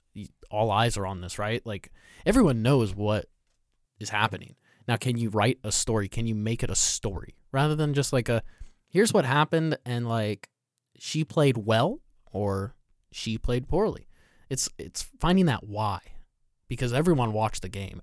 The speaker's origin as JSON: {"language": "English", "region": "Southern California", "country": "United States", "tie": "born or raised there", "said": "I grew up in Southern California"}